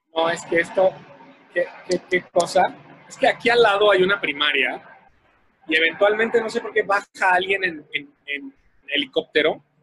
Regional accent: Mexico; como latinos y como mexicanos

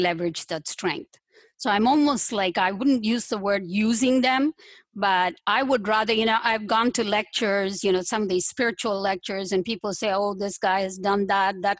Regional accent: southern India, India; moved away as an adult; now in United States; I'm from India, southern part of India. And I came here quite a while ago

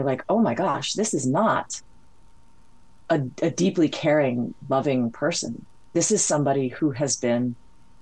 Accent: Hawaii, United States; I grew up in Hawaii. I speak Hawaiian, but I'm not Hawaiian.

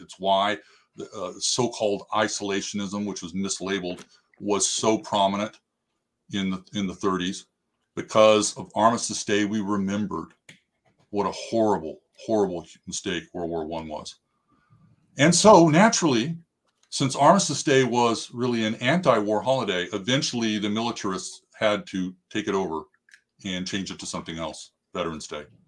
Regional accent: United States; we as the American people

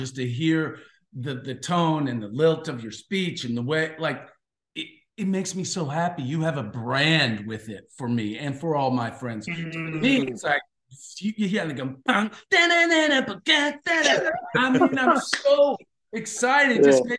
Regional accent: Kentucky, United States; moved away; we're both from Kentucky and we're in Lexington right now for holidays.

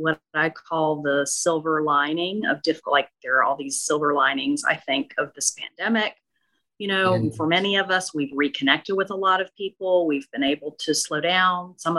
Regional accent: Okolona, Mississippi, United States; Yeah, so I grew up in Northeast Mississippi in a tiny town called Okolona near Tupelo, and there was not a whole lot to do, but everybody gathered and told stories all the time.

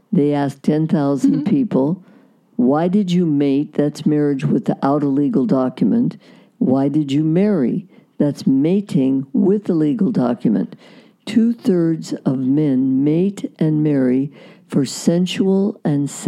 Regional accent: Iowa, United States; born there; now in California, United States; No, I was born in Iowa. Iowa. Okay, but you went to Cal State. We came out here. We moved out here from mm. Iowa

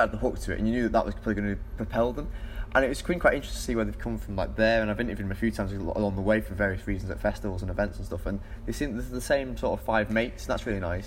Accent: Manchester, North West England, United Kingdom; I'm from Manchester

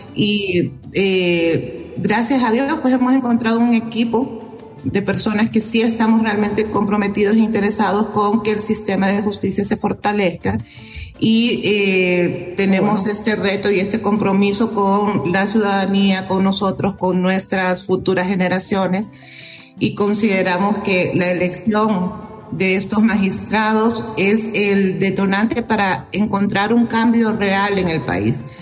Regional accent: Honduras; nosotros como hondureños y hondureñas

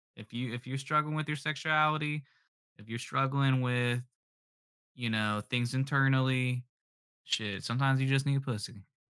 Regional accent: the South, United States; I'm from the South, so there's, like, the Baptist side

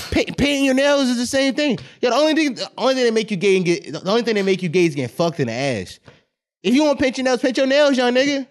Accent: United States; I'm American

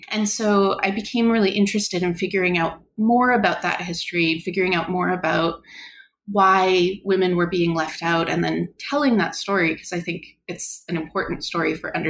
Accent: Canada; So I am Canadian. I did my undergraduate degree in Canada

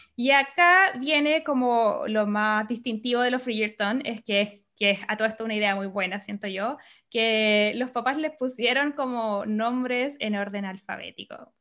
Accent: Chile; now in Los Angeles, United States; yo soy periodista, soy chilena, vivo en Los Ángeles, California

